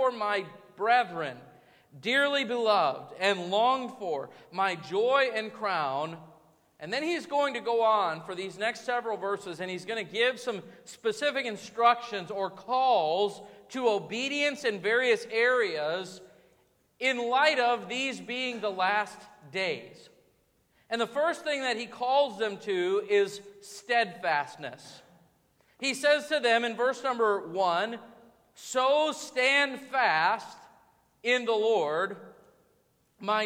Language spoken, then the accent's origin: English; United States; As American Christians